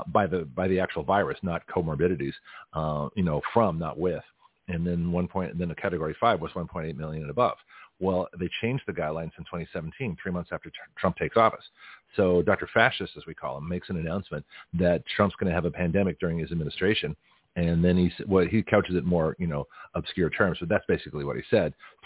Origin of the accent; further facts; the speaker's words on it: Canada; also born or lived in Australia / United States; I grew up in Canada, Australia, and the United States.